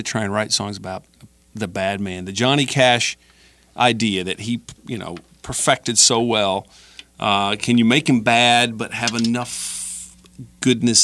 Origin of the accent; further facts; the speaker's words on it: Alabama, United States; now in Los Angeles, United States; I'm from Alabama.